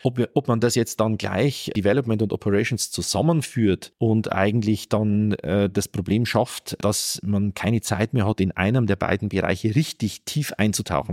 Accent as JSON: {"language": "German", "region": "Northern Bavaria", "country": "Germany", "tie": "born or raised there", "said": "in meinem Heimatort in Nordbayern"}